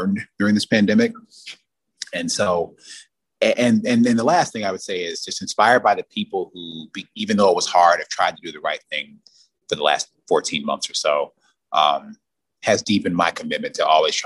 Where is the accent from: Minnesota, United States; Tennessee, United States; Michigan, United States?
Michigan, United States; Detroit; I'm from Detroit, and but Michigan's a big state